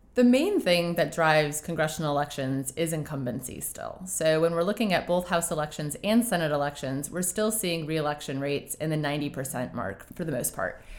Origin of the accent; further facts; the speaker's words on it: United States; we as the American voters